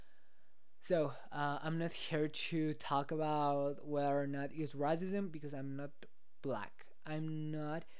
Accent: Mexico; I'm from Mexico, I know that, but like, I've been living in Mexico my entire life

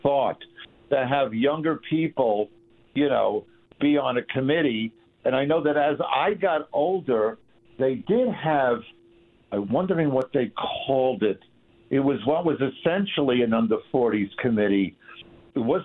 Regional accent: Long Island, New York, United States; I'm from Long Island. My dad worked in New York, so this was my town

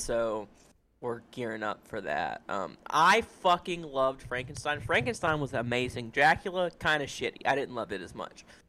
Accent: Kentucky, United States; now in Florida, United States; both from Kentucky, and we're from we're, like, thirty, forty-five minutes away from Lexington

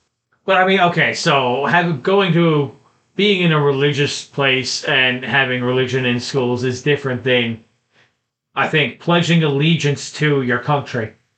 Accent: Canada; I'm proud to be a Canadian.

